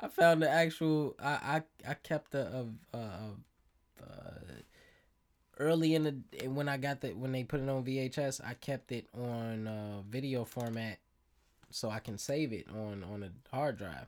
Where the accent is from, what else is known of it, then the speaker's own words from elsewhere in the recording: Chicago, Illinois, United States; I am, I am from Chicago